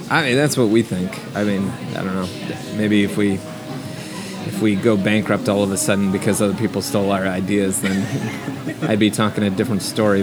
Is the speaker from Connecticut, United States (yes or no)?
no; New Jersey, United States; moved away as an adult; also born or lived in New York City; now in Austin, United States; I grew up in the Northeast. I'm from New Jersey, which is the best state in the country